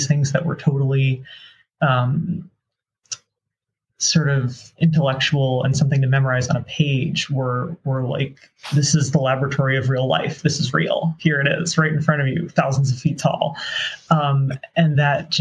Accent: East Coast, United States; now in Pacific Northwest, United States; Growing up on the East Coast

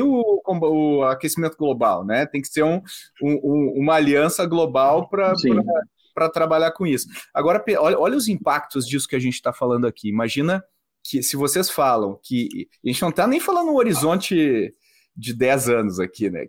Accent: Brazil; como brasileiros

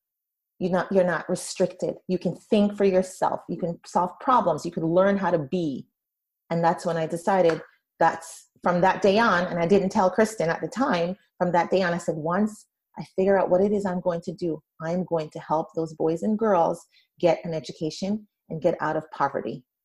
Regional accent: Jamaica; moved away; also born or lived in Brooklyn, New York, United States; my experience growing up in Jamaica, the West Indies, not Jamaica, New York, but Jamaica in the Caribbean

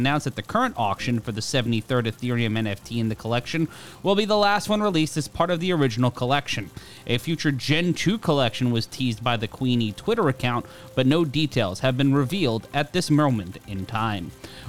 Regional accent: New York City, New York, United States; we go to my hometown in New York City

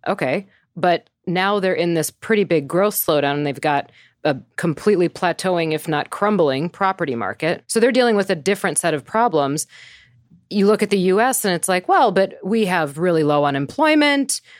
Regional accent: Wisconsin, United States; now in New York City, United States; I grew up in Wisconsin. I am always through and through a Midwest girl

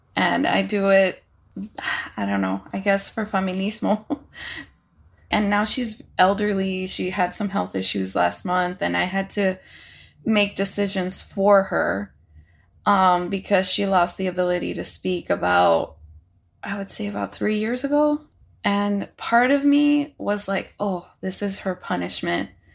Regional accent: Hialeah, Florida, United States; I grew up in Hialeah, Florida

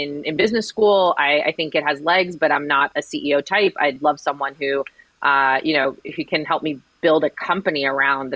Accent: Miami, Florida, United States; I graduated from Miami-Dade County Public Schools. I was then a teacher in Miami-Dade County Public Schools. And then I ran Teach for America with Miami-Dade County Public Schools. So I was very dedicated to my hometown

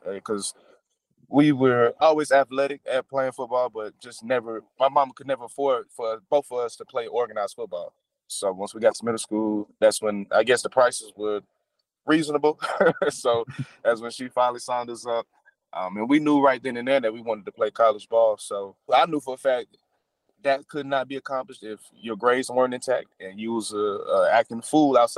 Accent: Atlanta, Georgia, United States; I'm born and raised in Atlanta, Georgia

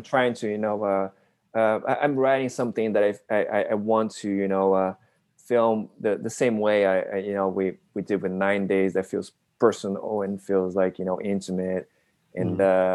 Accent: Brazil; I'm Japanese Brazilian. I was born and raised in Brazil

